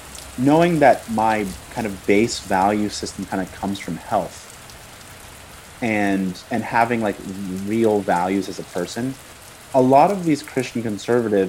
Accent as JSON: {"language": "English", "country": "United States", "tie": "born or raised there", "said": "growing up in America"}